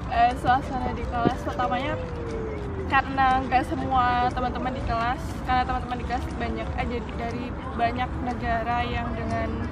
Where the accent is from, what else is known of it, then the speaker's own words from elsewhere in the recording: Indonesia; moved away; kita sebagai orang Indo